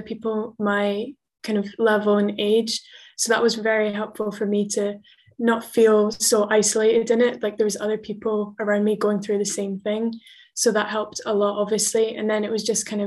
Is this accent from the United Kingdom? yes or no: yes; Edinburgh, Scotland, United Kingdom; also born or lived in Bristol, England; I was born in Bristol in England, and then moved up to Scotland, to Edinburgh almost straight away, and then have been in Edinburgh ever since